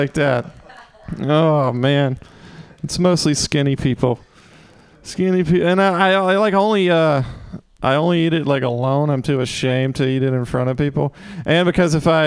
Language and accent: English; Mississippi, United States; moved away; I'm from Mississippi originally